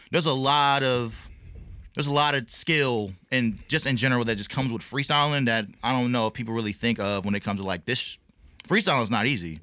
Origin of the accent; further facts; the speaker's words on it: Clarksville, Tennessee, United States; also born or lived in Fayetteville, North Carolina / Augusta, Georgia; now in Nashville, United States; I'm originally from Fayetteville, North Carolina